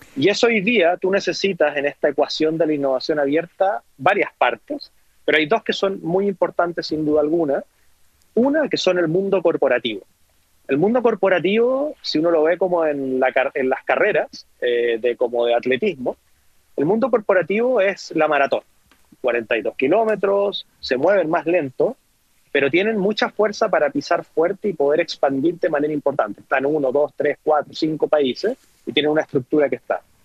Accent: Antofagasta, Chile; moved away as an adult; hace muchos años que no voy a mi natal Antofagasta

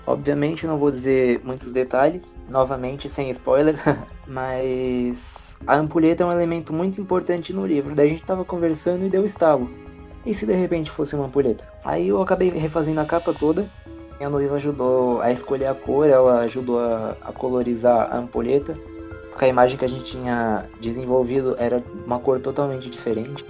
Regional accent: São Paulo, Brazil; Eu sou paulistano

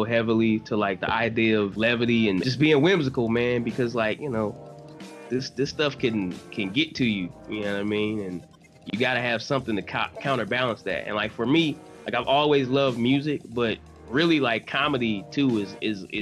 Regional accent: Detroit, Michigan, United States; I'm from Detroit, born and raised.

